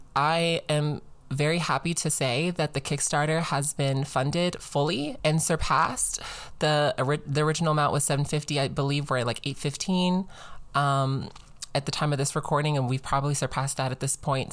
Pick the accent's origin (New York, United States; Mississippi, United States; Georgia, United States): Georgia, United States; I'm from Georgia